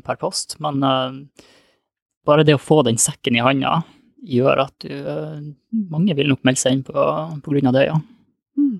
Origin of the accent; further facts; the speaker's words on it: Lofoten, Nordland, Norway; moved away; Jeg er opprinnelig fra Lofoten